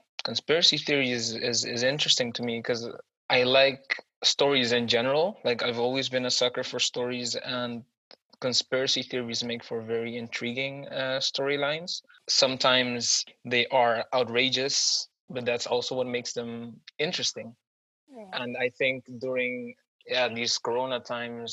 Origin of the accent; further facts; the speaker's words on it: Curaçao; now in Netherlands; I am from Curacao